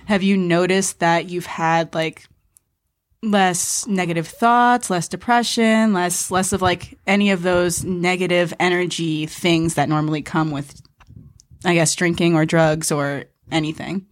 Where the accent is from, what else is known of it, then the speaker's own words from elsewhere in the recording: New York, United States; now in Los Angeles, United States; I grew up in Manhattan